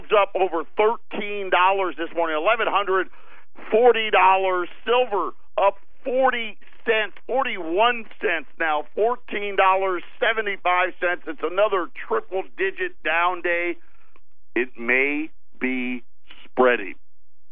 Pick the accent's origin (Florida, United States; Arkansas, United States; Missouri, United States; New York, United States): New York, United States; Syracuse; moved away as an adult; I grew up in Syracuse